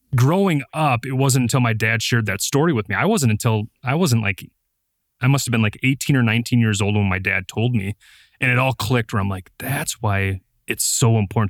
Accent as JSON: {"language": "English", "town": "Appleton", "region": "Wisconsin", "country": "United States", "tie": "born or raised there", "said": "I was born and raised in Appleton, Wisconsin"}